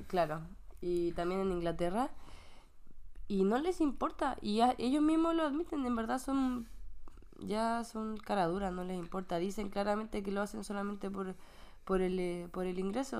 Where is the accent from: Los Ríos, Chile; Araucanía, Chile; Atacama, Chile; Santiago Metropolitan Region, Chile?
Santiago Metropolitan Region, Chile; Santiago; now in Canada; en Santiago se nota. Yo me acuerdo cuando era pequeña y llovía en el invierno, llovía harto.